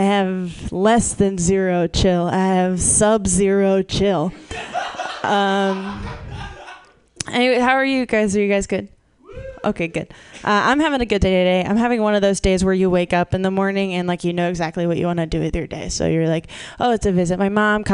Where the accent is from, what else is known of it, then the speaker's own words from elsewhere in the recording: Massachusetts, United States; moved away; I'm from Massachusetts originally.